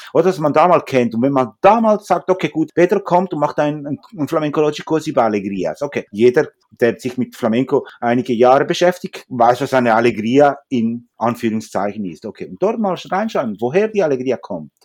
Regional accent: Zürich, Switzerland; also born or lived in Huelva, Spain; ich bin eigentlich in Zürich eigentlich geboren

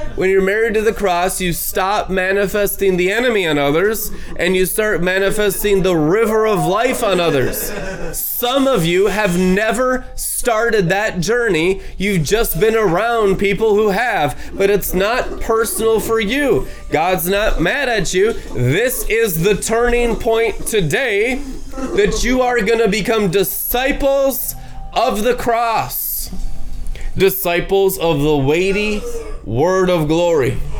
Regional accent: United States; as American Christians

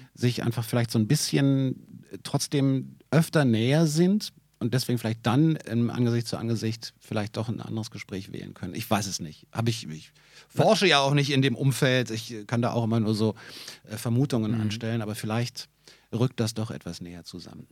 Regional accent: Berlin, Germany; für mich als Berliner

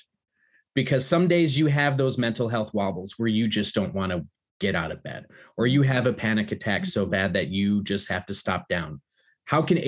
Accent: United States; moved away; Growing up in America to two Polish immigrants

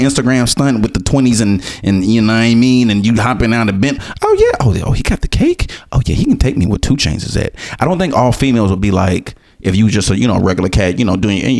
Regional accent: Florida, United States; I'm from Florida, my dude.

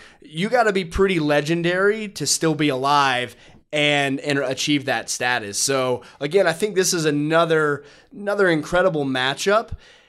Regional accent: Virginia, United States; I was born and raised in Virginia, not in the mountains, but pretty close to, you know, just hours away.

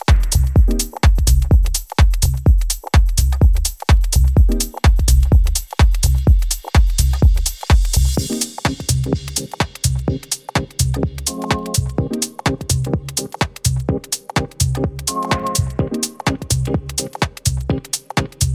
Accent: Banja Luka, Republika Srpska, Bosnia & Herzegovina; this set is recorded in Club Fabric in my hometown Banja Luka

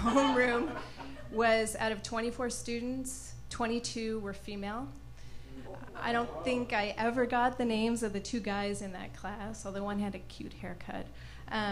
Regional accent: Canada; moved away; I grew up in Canada

